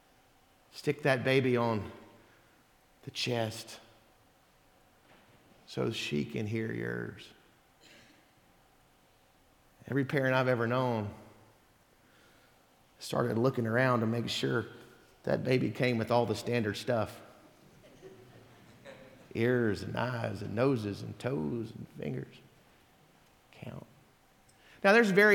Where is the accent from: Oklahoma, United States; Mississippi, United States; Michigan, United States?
Mississippi, United States; moved away; I'm from Mississippi